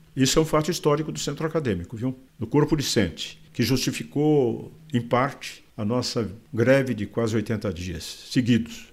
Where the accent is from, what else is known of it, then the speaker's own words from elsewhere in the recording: Catanduva, São Paulo, Brazil; moved away; also born or lived in Porto Alegre; Sou de Catanduva, é, na região do Araraquarense, onde meu pai, além de cafeicultor, era também industrial na área de café